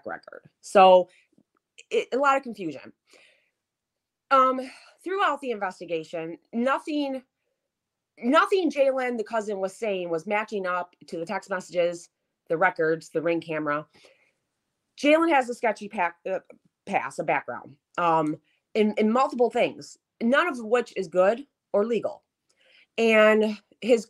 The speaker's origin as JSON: {"language": "English", "area": "near Detroit", "region": "Michigan", "country": "United States", "tie": "born or raised there", "said": "my hometown where I grew up"}